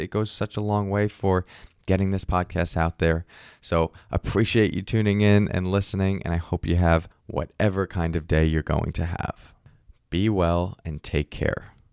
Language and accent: English; Northeast, United States; I grew up in the Northeast